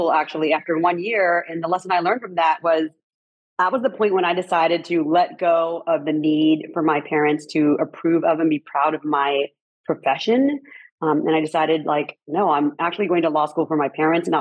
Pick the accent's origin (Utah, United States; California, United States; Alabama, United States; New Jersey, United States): California, United States; Westminster; now in Paris, France; I am from Southern California. I grew up in Little Saigon in Orange County, which is the largest population of Vietnamese people outside of Vietnam.